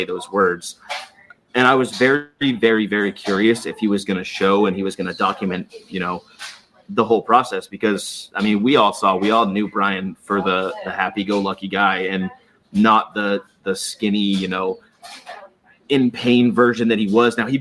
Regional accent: Boston, Massachusetts, United States; moved away as an adult; also born or lived in San Diego; now in Orlando, United States; I'm not from San Diego. I was stationed in San Diego. That's where we met when I was in the Navy. Yeah. I used to live there for sure. From Boston, though. But I'm down in Orlando

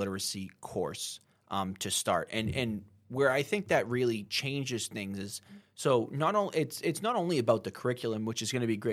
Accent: Methuen, Massachusetts, United States; also born or lived in Haverhill, Massachusetts; growing up in Methuen and Haverhill

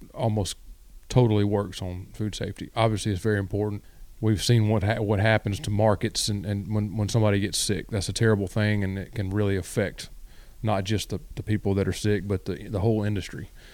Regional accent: West Memphis, Arkansas, United States; moved away as an adult; also born or lived in Mississippi; now in Lake Park, Georgia, United States; I'm originally from West Memphis, Arkansas

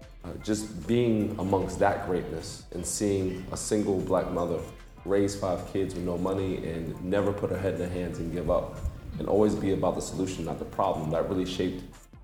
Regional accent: Passaic, New Jersey, United States; moved away as an adult; also born or lived in North Dakota; I'm a kid from New Jersey, I'm a kid from Passaic, New Jersey, and I'm in Dubai for the second time

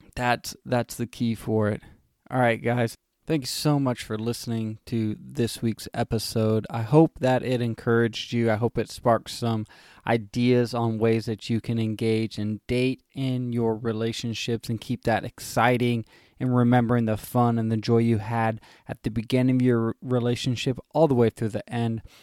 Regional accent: California, United States; I grew up in California

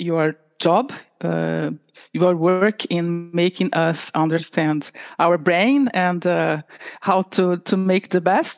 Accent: Rio de Janeiro, Brazil; moved away as an adult; now in Oslo, Norway; I'm Brazilian from Rio de Janeiro. And I moved to Norway for 25 years already, 25 years ago

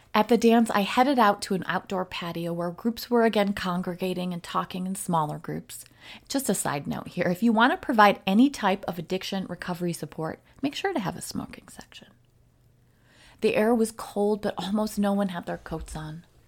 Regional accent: the North, United States; moved away; also born or lived in Wisconsin; I am from the U S and I am from the North

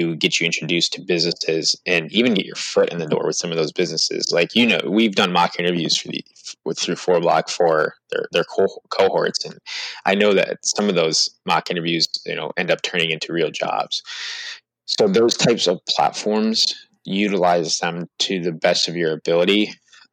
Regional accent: New York, United States; moved away; I'm originally from New York

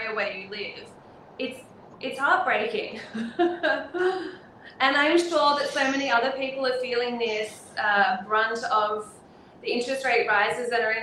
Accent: Sydney, New South Wales, Australia; I'm born and raised in the Northern Beaches, and I would love to buy something in the area that I've grown up

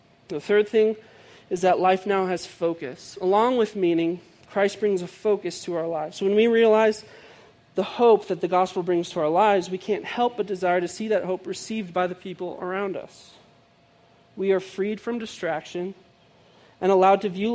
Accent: outside of Chicago, Illinois, United States; I grew up outside of Chicago

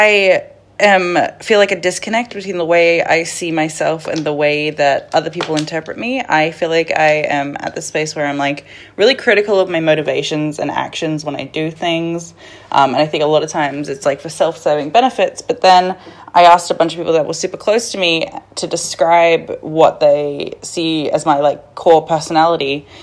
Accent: Australia; I'm from Australia

